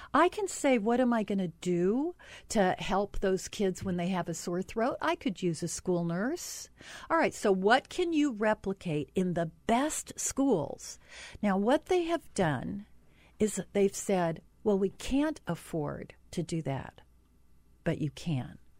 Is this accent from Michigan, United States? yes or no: no; Utah, United States; I'm from Utah.